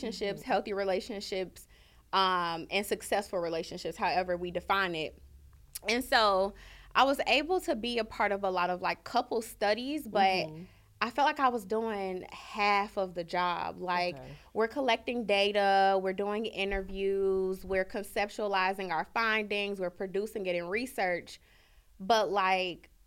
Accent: Chicago, Illinois, United States; growing up in Chicago

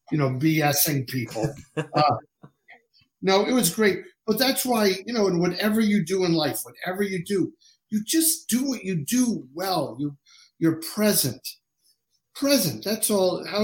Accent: Pennsylvania, United States; so we're from Pennsylvania

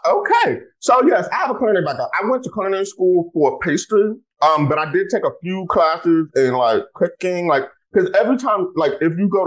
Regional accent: Texas, United States; I'm from Texas

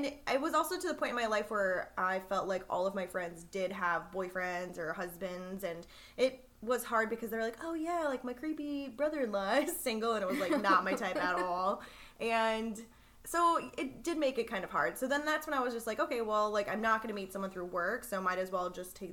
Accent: Minnesota, United States; I'm from Minnesota. So fellow Midwesterners

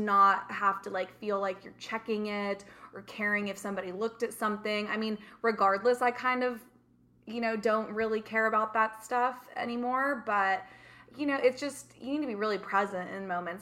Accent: Redondo Beach, California, United States; moved away as an adult; also born or lived in London / Mediterranean; I'm born and raised in Redondo

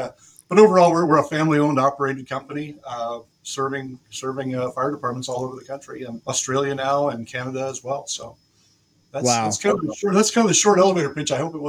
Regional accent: Puyallup, Washington, United States; moved away as an adult; also born or lived in Kirkland, Washington / Redmond, Washington; now in Denver, United States; I grew up in the Pacific Northwest, Washington State, born in Kirkland, Redmond, which is now all Microsoft and Amazon and everything else up that way, but moved down towards Puyallup, Washington

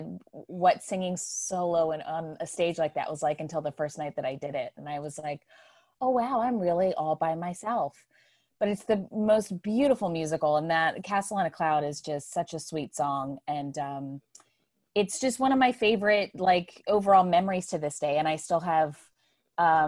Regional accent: Maryland, United States; I was born in Maryland.

